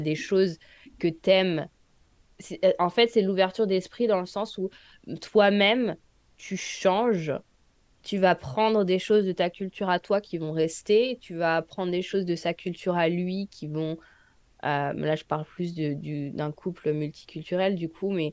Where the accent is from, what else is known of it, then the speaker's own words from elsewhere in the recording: France; moved away as an adult; now in United States; je suis française